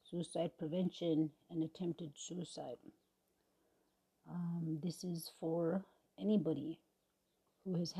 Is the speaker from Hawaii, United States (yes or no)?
no; Leech Lake Reservation, Minnesota, United States; moved away; I am from the Leech Lake Reservation, Cha-Cha Bani. My band is Pillager